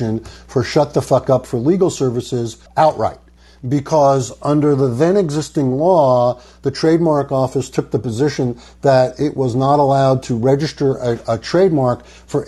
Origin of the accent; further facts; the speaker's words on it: New York, United States; I'm from New York